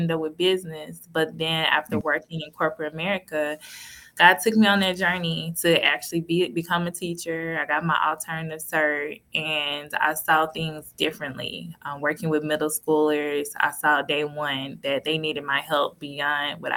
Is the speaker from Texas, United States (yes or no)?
yes; Cedar Hill, Texas, United States; I'm from Cedar Hill in Texas.